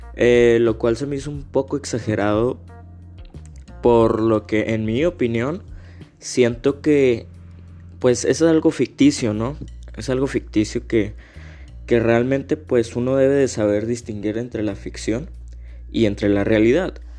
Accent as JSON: {"language": "Spanish", "country": "Mexico", "said": "yo como mexicano"}